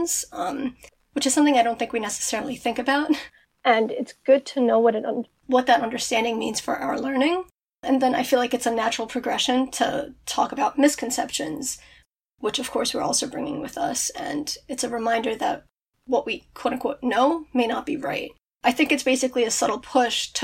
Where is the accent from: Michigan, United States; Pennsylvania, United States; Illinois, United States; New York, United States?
New York, United States; Brooklyn; now in Wantagh, United States; I grew up in Brooklyn. I live in Wantagh right now